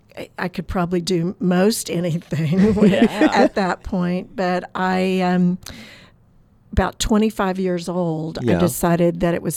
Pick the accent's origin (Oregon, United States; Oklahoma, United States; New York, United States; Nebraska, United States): Oklahoma, United States; now in Florida, United States; No, I am not from Florida, although I've lived here for a long time now. I grew up on an Oklahoma farm.